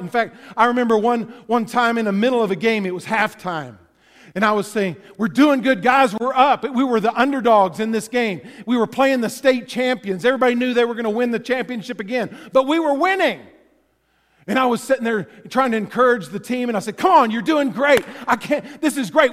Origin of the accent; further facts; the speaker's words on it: Texas, United States; I grew up in Texas